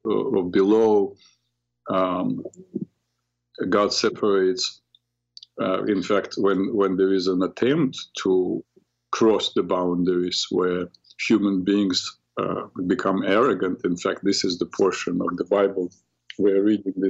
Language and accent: English; Ukraine; now in New York, United States; I came originally from Ukraine, so I speak Ukrainian, understand Ukrainian and Russian